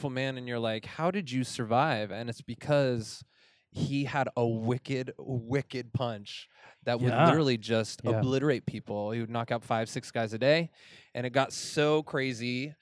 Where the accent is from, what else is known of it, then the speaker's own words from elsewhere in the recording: Farmington, New Mexico, United States; I grew up in Farmington, New Mexico